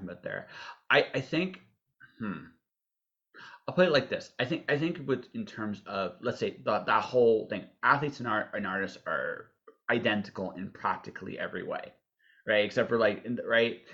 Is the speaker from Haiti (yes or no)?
no; Canada; we're Canadian